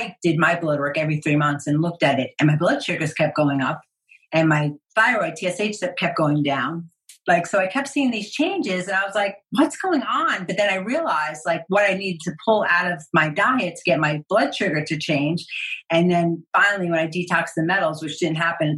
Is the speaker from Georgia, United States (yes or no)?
no; New York, United States; I'm Italian, I'm from New York.